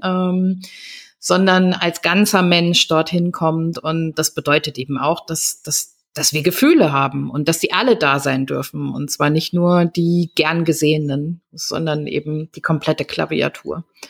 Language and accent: German; Germany; wir gerade als Deutsche ja auch mit so einem transgenerationalen Trauma des, äh, des großen Schweigens irgendwie aufgewachsen